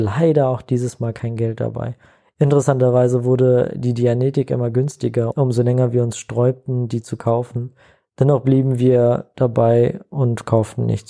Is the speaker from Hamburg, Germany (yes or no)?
yes; Hamburg, Germany; In Hamburg aufgewachsen